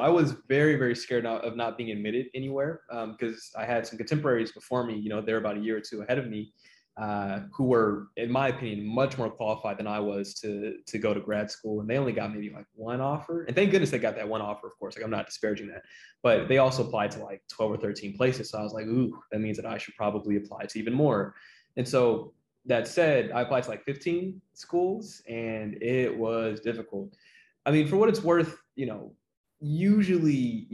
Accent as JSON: {"language": "English", "town": "Torrance", "region": "California", "country": "United States", "tie": "born or raised there", "also_born_or_lived": "Carson, California / Compton, California", "said": "I grew up in Carson and then Torrance"}